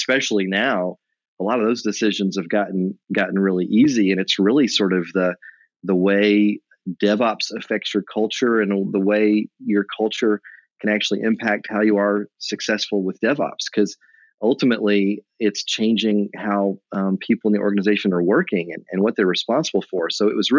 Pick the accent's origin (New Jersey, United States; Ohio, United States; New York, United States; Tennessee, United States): Tennessee, United States; moved away as an adult; also born or lived in Nashville / Memphis / Knoxville; now in North Carolina, United States; I grew up next door in Tennessee. So I really grew up in Nashville and Memphis, but went to school in Knoxville